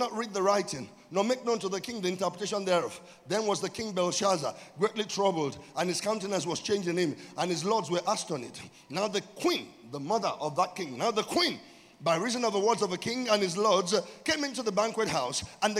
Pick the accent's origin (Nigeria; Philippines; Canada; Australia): Nigeria